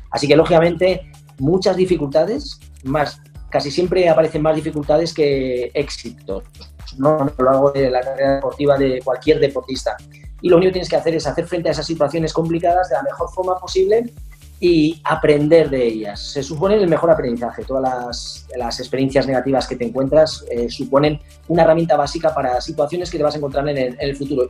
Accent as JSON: {"language": "Spanish", "country": "Spain", "said": "un campeonato del mundo en Sevilla, en mi país"}